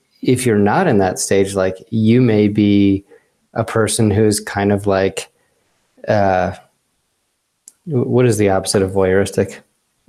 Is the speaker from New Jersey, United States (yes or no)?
yes; New Jersey, United States; I grew up in New Jersey.